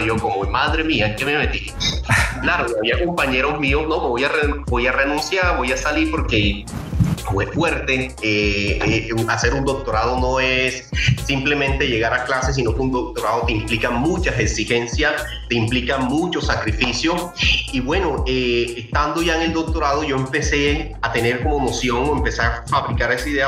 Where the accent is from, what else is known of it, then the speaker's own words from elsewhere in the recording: Cartagena, Bolívar, Colombia; moved away as an adult; also born or lived in Bogotá; yo nací en barrios populares en Cartagena